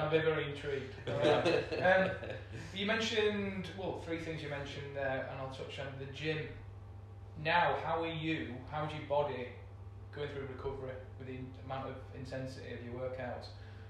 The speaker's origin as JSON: {"language": "English", "town": "Bradford", "region": "Yorkshire and the Humber", "country": "United Kingdom", "said": "We Yorkshire, we're from Bradford"}